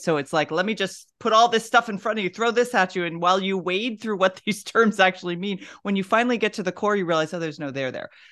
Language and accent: English; the South, United States; I'm from the South.